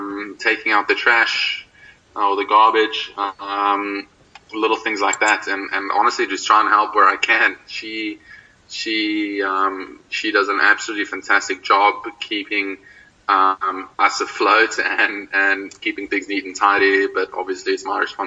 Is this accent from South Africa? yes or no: yes; Belleville, Western Cape, South Africa; born there; also born or lived in Durbanville / Pretoria / Oudtshoorn; Well, I was born in Belleville. Lived in Durbanville up until the age of 4, so I was really young. I don't remember too much. And then moved up to Pretoria, actually, for a while, and then down to Oudtshoorn.